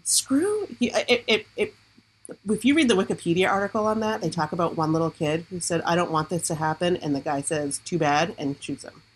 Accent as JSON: {"language": "English", "area": "Washington County", "region": "Maine", "country": "United States", "tie": "born or raised there", "said": "I'm liberal, but I grew up in Washington County. Like, I'm a Washington County liberal"}